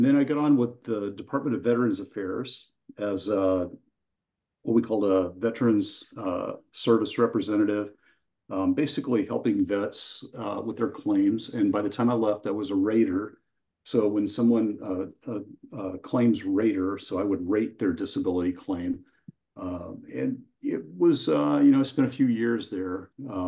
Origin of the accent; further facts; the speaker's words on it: near Sacramento, California, United States; I currently live in Central California, a little more northern than Central, near Sacramento, and I grew up there